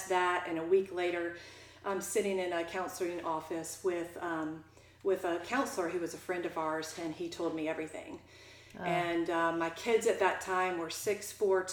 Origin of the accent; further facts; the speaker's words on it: Jacksonville, Florida, United States; I grew up in Jacksonville